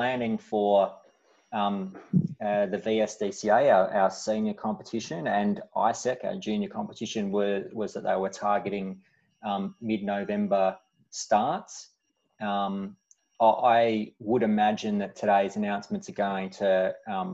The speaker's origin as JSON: {"language": "English", "town": "Glen Waverley", "region": "Victoria", "country": "Australia", "tie": "born or raised there", "said": "I grew up in Glen Waverley, went to Glen Waverley Secondary College"}